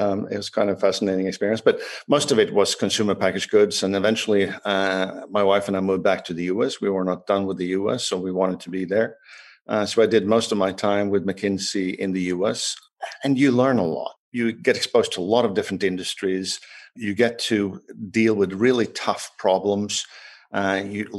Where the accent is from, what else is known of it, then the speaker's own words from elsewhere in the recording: Sweden; moved away as an adult; also born or lived in Paris, France; I was born in Sweden, and Sweden is a small country.